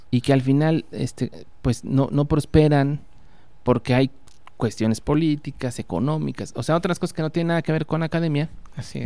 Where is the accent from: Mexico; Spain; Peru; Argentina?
Mexico; Puebla; yo nací en Puebla